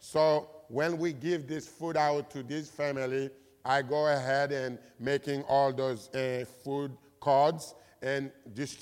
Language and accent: English; Haiti; I grew up in Haiti, raised in Haiti.